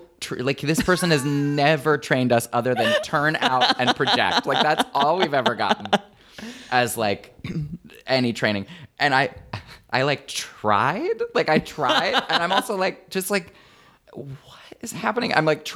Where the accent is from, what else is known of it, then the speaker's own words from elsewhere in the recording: Flint, Michigan, United States; Oh, well, that's where Interlochen is. I grew up right outside of Flint.